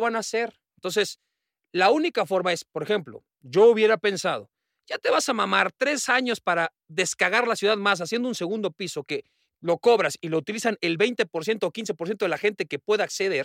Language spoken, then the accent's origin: Spanish; Mexico City, Mexico; cómo somos los del DF, ¿no? Los que vivimos en la Ciudad de México